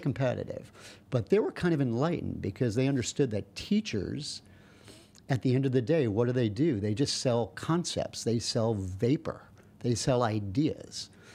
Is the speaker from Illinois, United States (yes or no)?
no; New York, United States; I'm from New York